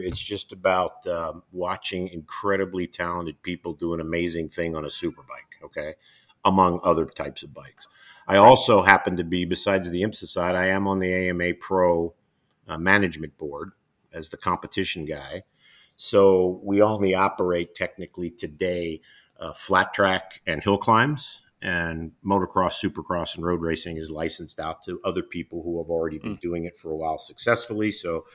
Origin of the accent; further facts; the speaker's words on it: Philadelphia, Pennsylvania, United States; in Philadelphia, where we grew up in Germantown, northern Philly